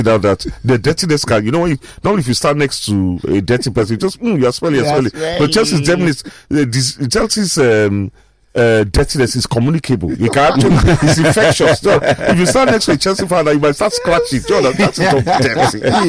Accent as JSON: {"language": "English", "town": "Ibaroke", "country": "Nigeria", "tie": "born or raised there", "said": "my hometown, Ibaroke"}